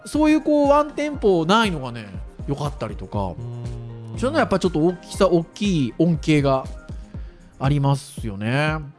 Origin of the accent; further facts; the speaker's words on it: Kurume, Fukuoka, Japan; 僕の実家は久留米ですかねしかも久留米の中の山の中ですからね